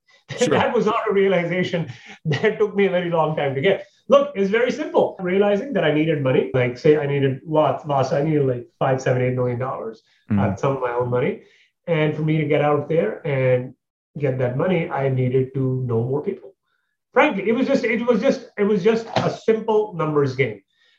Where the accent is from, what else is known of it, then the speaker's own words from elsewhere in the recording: Canada; moved away; I moved from Canada, six, 7 years ago. The reason was because I'd met a girl, we got married, blah, blah, blah, blah, blah. And from there on, I basically, you know, I moved down here.